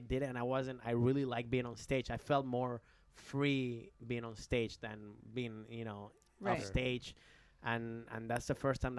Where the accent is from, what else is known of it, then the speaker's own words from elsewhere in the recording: Rockville, Maryland, United States; also born or lived in Bethesda; Rockville, Maryland. I mean